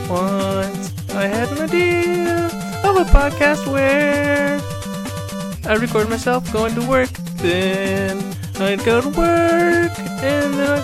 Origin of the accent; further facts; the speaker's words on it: Michigan, United States; my hometown of Michigan